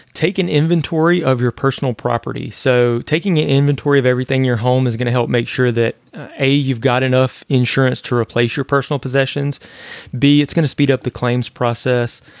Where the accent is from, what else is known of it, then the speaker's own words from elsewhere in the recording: northern Louisiana, United States; now in Florida, United States; I grew up in Louisiana where we get hit by hurricanes there too. I was in the north part of Louisiana